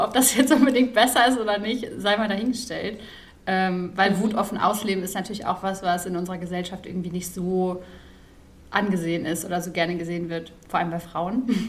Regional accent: Ruhr area, North Rhine-Westphalia, Germany; ich bin ja im Ruhrpott groß geworden

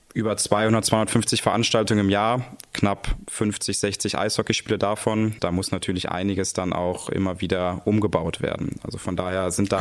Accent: Cologne, North Rhine-Westphalia, Germany; als Kölner

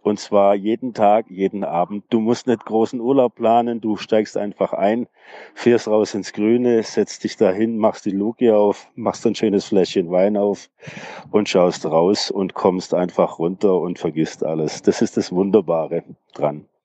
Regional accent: Tübingen, Baden-Württemberg, Germany; ich bin aus Tübingen

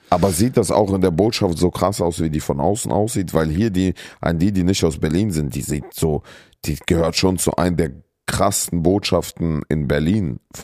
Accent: Kyrgyzstan; now in Germany; ich komme ja aus Kirgisistan

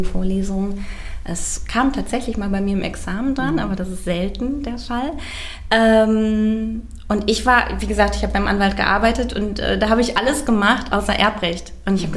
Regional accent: Bad Arolsen, Hesse, Germany; also born or lived in Göttingen / Valencia, Spain; ich komme aus Nordhessen, aus Arolsen

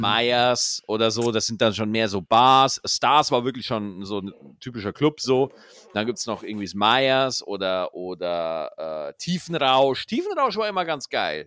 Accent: Schwarzach, Bavaria, Germany; bei uns in Schwarzach, in Niederbayern, da gibt es da halt das A3, das ist so die Dorfdiskothek da ist man halt jeden Freitag und jeden Samstag hingegangen

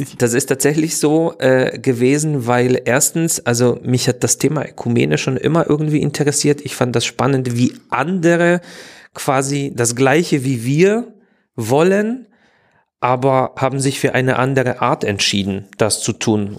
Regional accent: Poland; German is a second language; moved away as an adult; also born or lived in Opole / Saxony; now in Dresden, Germany; ich bin in Polen, in Schlesien geboren

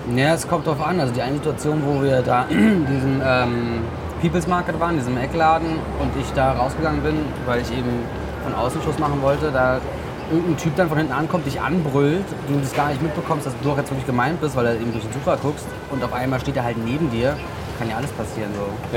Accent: Berlin, Germany; in Stegels, wo ich aufgewachsen bin

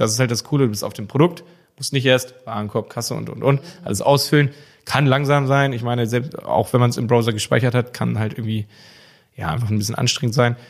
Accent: Germany; bei uns in Deutschland

